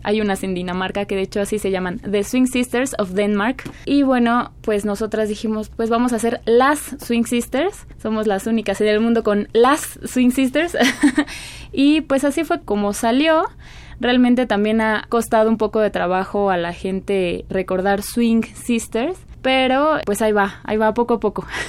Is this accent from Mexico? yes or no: yes; Mexico; Somos mexicanas